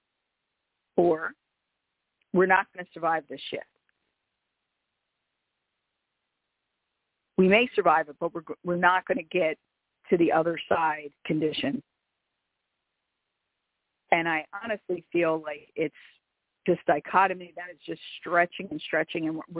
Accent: Philadelphia, Pennsylvania, United States; I'm from Philadelphia. More specifically, I'm from South Philadelphia, which is an Italian and Irish ghetto

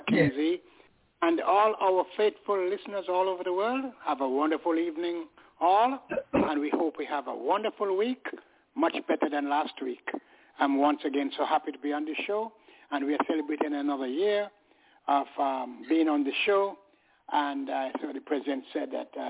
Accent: England, United Kingdom; now in United States; When I moved here from England, I was keeping up with the game and all that in England. I played for a club there

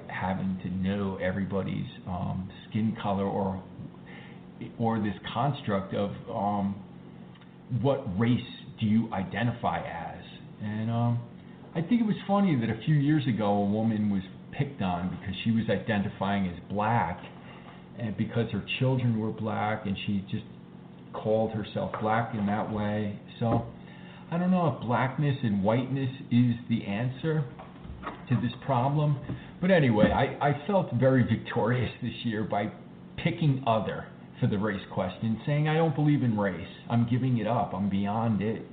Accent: United States; as an American who was taught this version, of, quote, American history

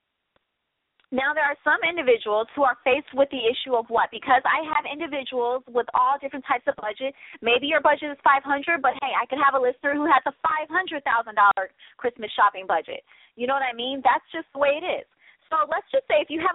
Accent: Midwest, United States; I'm a Midwest chick. I'm a Midwest girl, okay? I'm from the Midwest.

